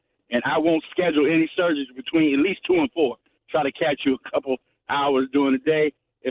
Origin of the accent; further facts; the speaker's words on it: Baltimore, Maryland, United States; now in Virginia, United States; I'm born and bred in Baltimore